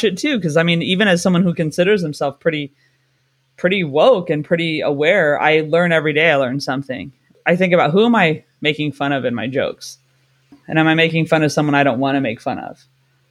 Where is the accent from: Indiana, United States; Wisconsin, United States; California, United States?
California, United States; now in London, United Kingdom; I'm from California